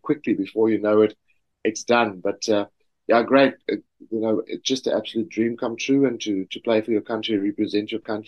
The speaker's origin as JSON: {"language": "English", "town": "Swellendam", "region": "Western Cape", "country": "South Africa", "tie": "born or raised there", "said": "as a schoolboy growing up in South Africa, small little town of Swellendam"}